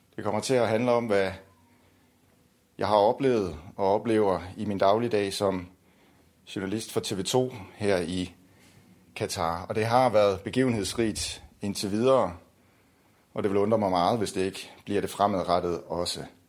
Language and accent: Danish; Denmark